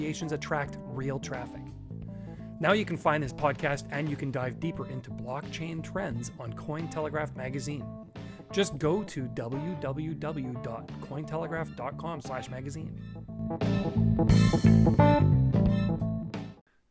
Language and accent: English; Canada; I'm Canadian